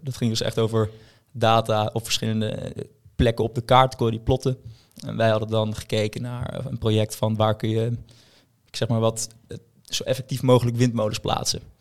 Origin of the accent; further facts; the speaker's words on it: Haarlem, North Holland, Netherlands; in Haarlem, waar ik vandaan kom